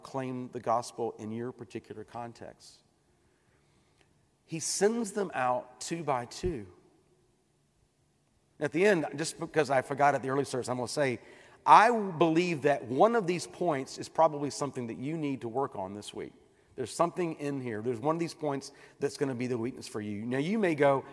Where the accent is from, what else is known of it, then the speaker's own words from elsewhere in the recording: United States; I'm an American